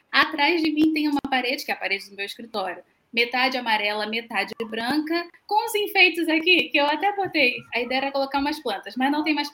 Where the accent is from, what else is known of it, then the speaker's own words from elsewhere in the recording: Rio de Janeiro, Brazil; sou, do Rio de Janeiro.